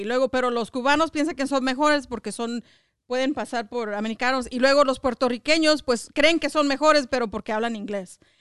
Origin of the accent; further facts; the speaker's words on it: Mexico; now in United States; somos latinos, somos mexicanos